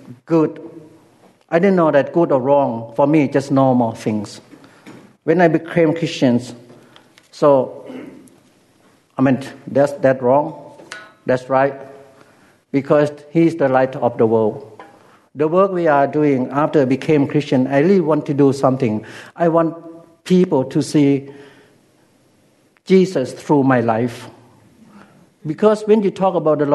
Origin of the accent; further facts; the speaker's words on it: Ubon Ratchathani, Thailand; first language Lao; English is a second language; moved away; in my hometown, there were a lot of American Air Force in Ubon Ratchathani